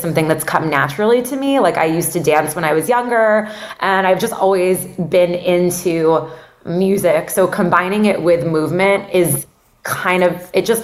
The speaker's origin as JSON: {"language": "English", "town": "Miami", "region": "Florida", "country": "United States", "also_born_or_lived": "Atlanta / New York", "moved": "as an adult", "said": "I'm from Miami. My whole family lives down here"}